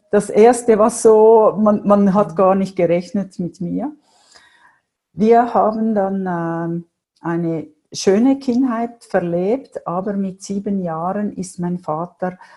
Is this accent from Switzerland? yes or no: yes; Winterthur, Zurich, Switzerland; ich bin aufgewachsen in Winterthur. Ich komme aus einem Vier-Mädel-Haushalt.